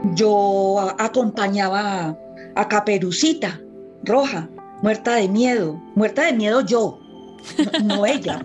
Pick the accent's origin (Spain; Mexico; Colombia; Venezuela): Colombia